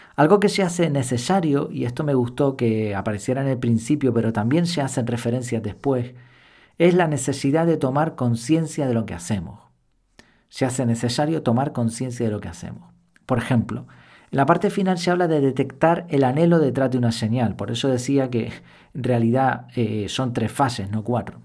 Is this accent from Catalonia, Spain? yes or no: no; Madrid, Community of Madrid, Spain; donde nací en Madrid